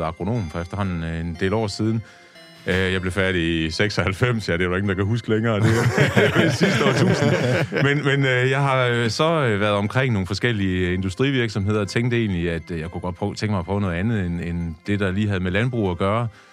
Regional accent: Tjæreborg, Southern Denmark, Denmark; Der er jeg født og opvokset

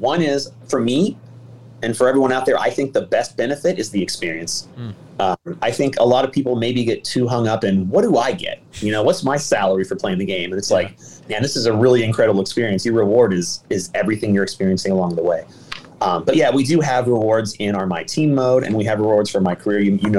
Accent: Los Angeles, California, United States; So I was born and raised in Los Angeles

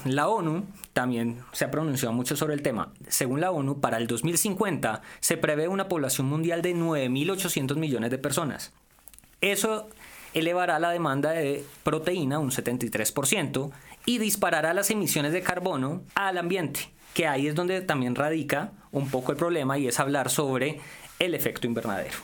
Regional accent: Valle del Cauca, Colombia; yo tengo muchos modismos, yo soy regional, yo soy del Valle del Cauca

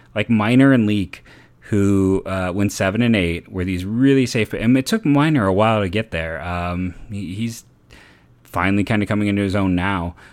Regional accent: Cleveland, Ohio, United States; born and raised in Cleveland

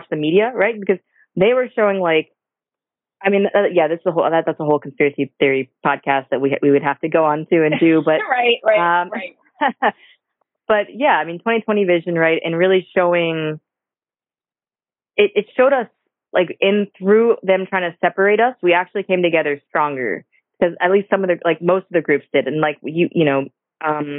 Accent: St. Petersburg, Florida, United States; I'm born and raised in St. Pete, so I'm born and raised here in Florida

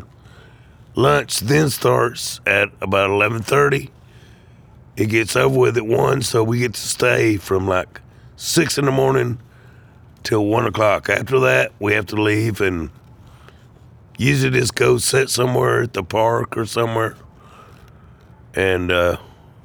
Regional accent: Atlanta, Georgia, United States; now in Charleston, United States; I'm originally from Atlanta, Georgia

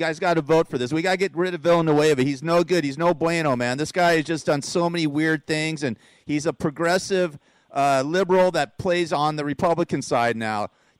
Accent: Burbank, California, United States; moved away; I grew up there. I grew up in the Valley. I know. I'm born in Burbank, and I know what I'm talking about with Los Angeles.

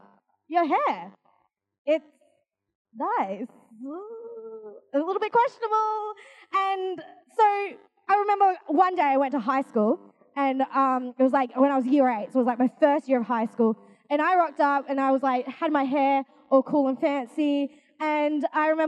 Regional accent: Australia; I'm Asian. I'm from Australia though.

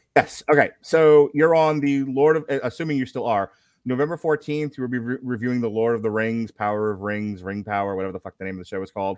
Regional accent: New York, United States; I'm from New York

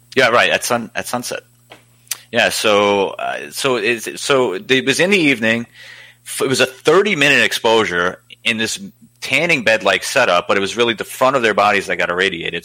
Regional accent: New York City, New York, United States; moved away; I'm originally from Staten Island

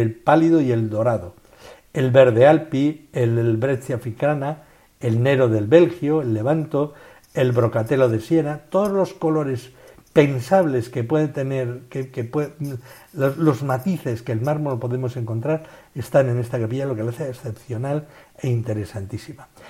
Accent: a village near Tolosa, Gipuzkoa, Basque Country, Spain; al lado de mi pueblo en Tolosa

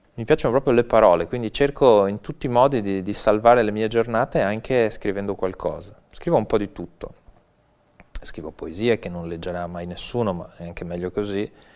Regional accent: Venice, Veneto, Italy; Io sono veneziano

